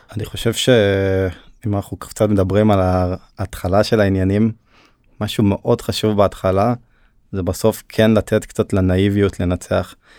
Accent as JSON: {"language": "Hebrew", "town": "Hod HaSharon", "region": "Central District", "country": "Israel", "tie": "born or raised there", "also_born_or_lived": "Turkey"}